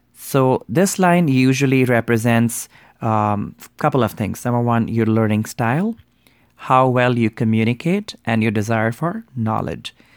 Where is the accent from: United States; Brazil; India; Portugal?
India; I grew up in Hindu Indian culture